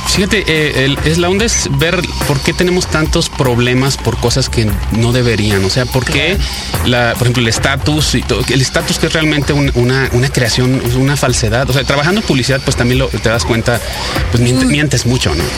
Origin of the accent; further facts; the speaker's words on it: Sonora, Mexico; moved away as an adult; now in Monterrey, Mexico; yo nací en Sonora y me fui a vivir a, Monterrey eh, a estudiar la carrera y me quedé allá